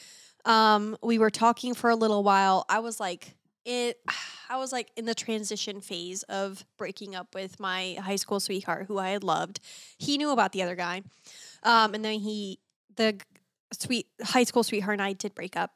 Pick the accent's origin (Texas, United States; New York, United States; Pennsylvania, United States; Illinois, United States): Texas, United States; I grew up in Texas